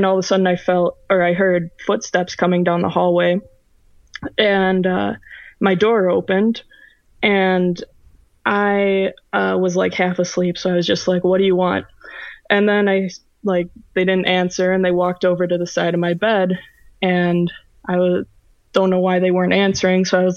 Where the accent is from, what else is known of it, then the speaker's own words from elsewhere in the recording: Oshkosh, Wisconsin, United States; I'm from Oshkosh, Wisconsin